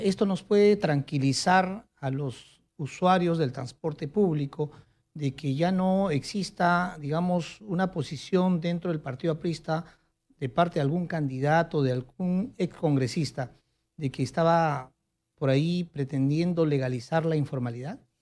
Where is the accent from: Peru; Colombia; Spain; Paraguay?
Peru; Huancayo, Junín; now in Lima, Peru; somos de la misma ciudad de Huancayo